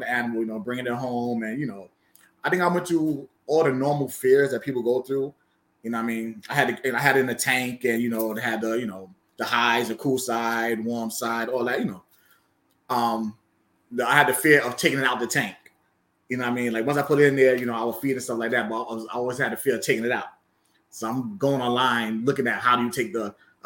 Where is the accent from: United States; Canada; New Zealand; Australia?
United States; New York City, New York; I grew up in Bronx, New York